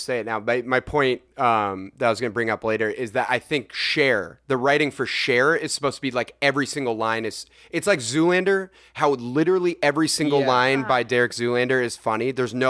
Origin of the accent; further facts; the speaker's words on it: Los Gatos, California, United States; I'm my town is like a super rich like white kid